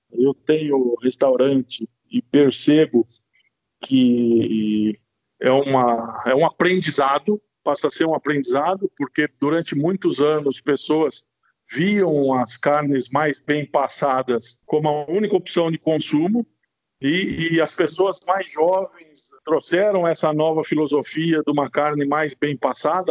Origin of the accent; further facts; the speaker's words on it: Brazil; a gente, como brasileiro